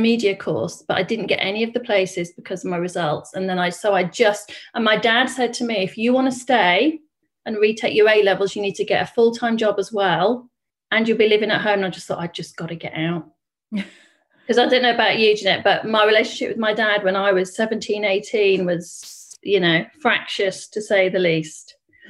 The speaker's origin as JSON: {"language": "English", "region": "East Midlands", "country": "United Kingdom", "said": "It was actually Margaret Thatcher's old school in Grantham. So I'm from Lincolnshire."}